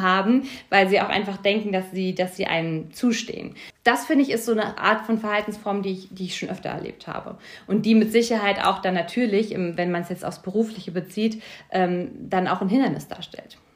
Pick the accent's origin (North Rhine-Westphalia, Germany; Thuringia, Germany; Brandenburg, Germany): Brandenburg, Germany; Lübben; moved away as an adult; also born or lived in Hamburg; now in Berlin, Germany; am Ende ist es natürlich schon meine Heimat gewesen. Ich meine, da habe ich ja die meiste Zeit meiner, meiner, meiste Zeit meiner Kindheit auch verbracht